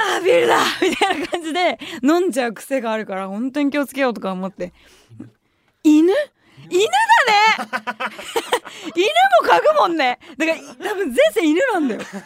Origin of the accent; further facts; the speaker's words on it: Shitamachi, Tokyo, Japan; 私さ下町出身だからさ